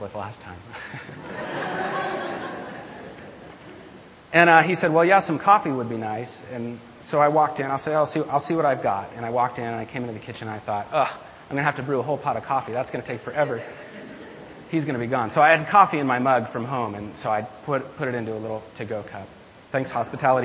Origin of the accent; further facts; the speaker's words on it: Midwest, United States; moved away; I come from the Midwest, and the cities that I lived in there were pretty affluent.